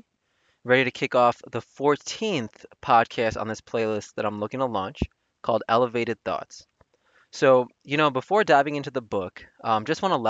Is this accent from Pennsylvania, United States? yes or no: no; Chicago, Illinois, United States; going to school and growing up in Chicago